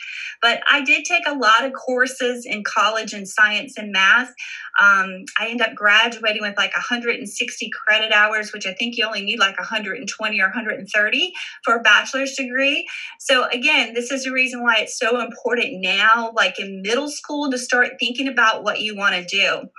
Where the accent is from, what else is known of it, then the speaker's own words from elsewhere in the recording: Wilmington, North Carolina, United States; I am a military child, so I lived in different places within the United States. Of course, my hometown is Wilmington, North Carolina